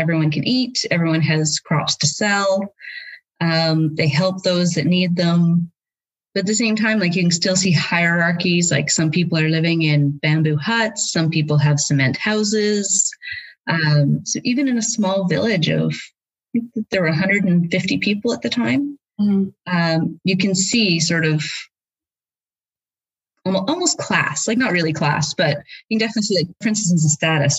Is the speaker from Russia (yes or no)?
no; Prince George, British Columbia, Canada; moved away as an adult; also born or lived in Guelph, Ontario; now in Cardiff, United Kingdom; I did my undergraduate degree at the university in my hometown in Prince George